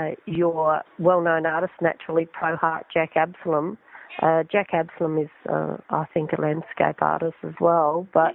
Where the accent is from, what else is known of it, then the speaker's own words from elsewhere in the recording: Broken Hill, New South Wales, Australia; Yes, I'm in Adelaide at the moment. I come from Broken Hill.